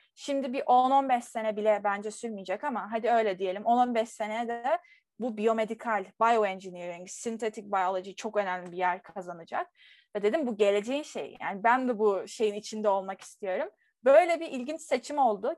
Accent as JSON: {"language": "Turkish", "country": "Turkey", "said": "ben bir Türk olarak"}